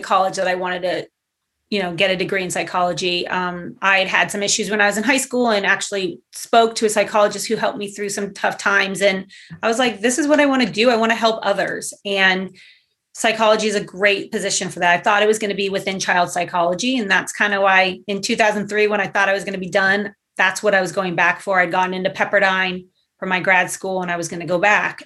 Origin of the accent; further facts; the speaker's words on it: Southern California, United States; moved away as an adult; also born or lived in Los Angeles; now in Portland, United States; I grew up in Southern California